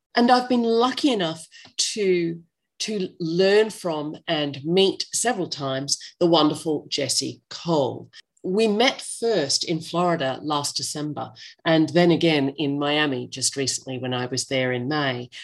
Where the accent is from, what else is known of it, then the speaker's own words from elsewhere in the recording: Australia; accent: Australian English; I'm not American, I'm Australian English